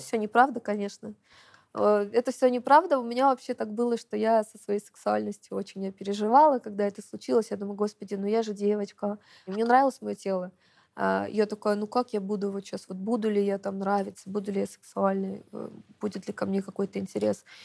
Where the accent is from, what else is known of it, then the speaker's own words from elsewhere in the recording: Dagestan, Russia; now in Saint Petersburg, Russia; я из Дагестана